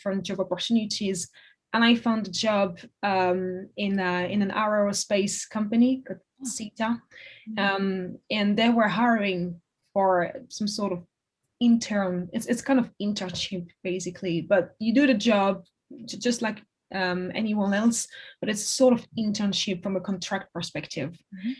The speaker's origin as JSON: {"language": "English", "town": "Paris", "region": "Île-de-France", "country": "France", "tie": "born or raised there", "second_language": "English", "moved": "as an adult", "lives_now": "London, United Kingdom", "said": "I grew up in Paris, in the suburb of Paris, and I studied in Paris."}